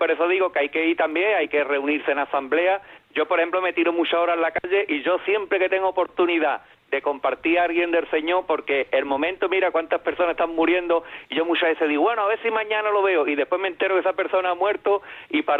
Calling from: Ceuta, Spain; soy … de Ceuta.

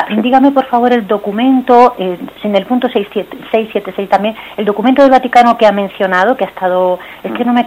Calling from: Madrid, Community of Madrid, Spain; de Madrid.

